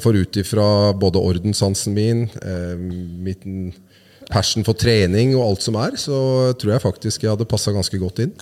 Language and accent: Norwegian; Oslo, Norway; Vi hadde et eh, godt idrettsmiljø hvor jeg vokste opp på på Ulsrud, som er rett ved Bøler